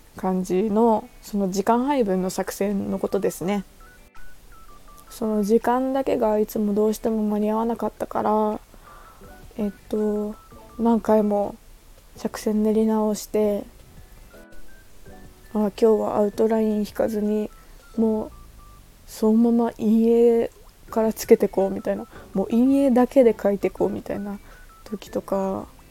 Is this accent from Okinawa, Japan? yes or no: yes; Okinawa, Japan; moved away as an adult; 沖縄出身です。沖縄に帰ります。